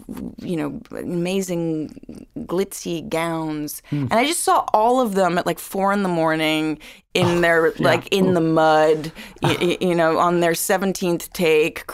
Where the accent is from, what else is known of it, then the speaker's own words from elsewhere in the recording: New York City, New York, United States; growing up in New York City